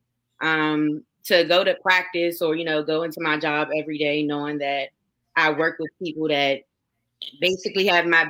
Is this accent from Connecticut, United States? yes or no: no; Prince George's County, Maryland, United States; now in Commerce, United States; I am from Prince George's County, Maryland, the DMV area